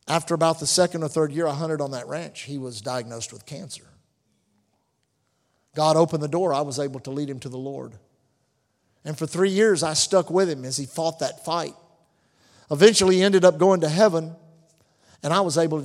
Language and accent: English; Galveston, Texas, United States; we were raised on Galveston Island